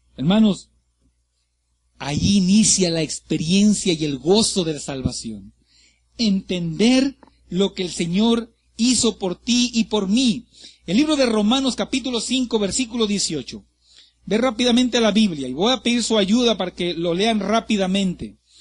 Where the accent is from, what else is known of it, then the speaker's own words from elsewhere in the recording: Ciudad Madero, Tamaulipas, Mexico; moved away; Yo soy de Ciudad Madero, Tamaulipas